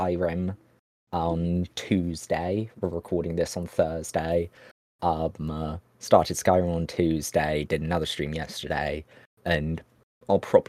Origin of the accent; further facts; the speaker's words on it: United Kingdom; I'm an American citizen who's lived in the UK basically my entire life, though I don't have a citizenship, so it's basically I'm British in all but legality